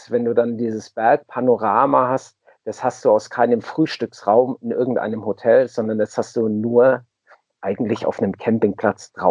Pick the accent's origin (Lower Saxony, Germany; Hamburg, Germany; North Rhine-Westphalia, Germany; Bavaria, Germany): Bavaria, Germany; Munich; mir die Region um den Tegernsee äh, als Münchner ist mir das einfach zu überlaufen